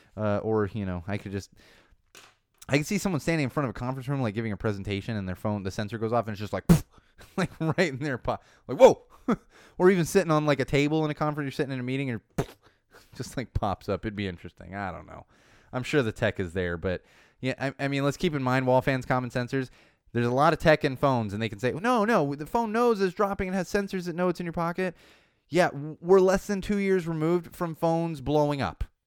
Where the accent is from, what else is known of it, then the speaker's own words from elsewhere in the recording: Chicago, Illinois, United States; moved away as an adult; also born or lived in Los Angeles; I grew up with them in Chicago.